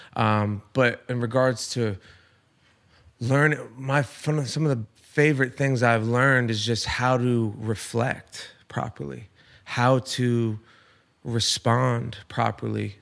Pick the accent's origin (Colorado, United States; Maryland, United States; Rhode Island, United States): Rhode Island, United States; moved away; I'm from Rhode Island